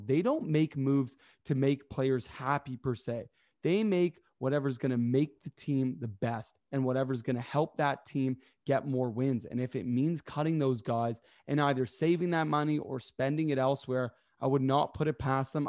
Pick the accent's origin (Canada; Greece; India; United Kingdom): Canada; I am Canadian